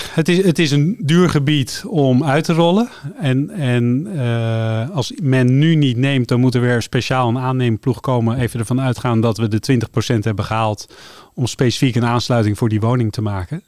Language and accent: Dutch; Amsterdam, North Holland, Netherlands; moved away as an adult; now in Laren, Netherlands; ik kom uit Amsterdam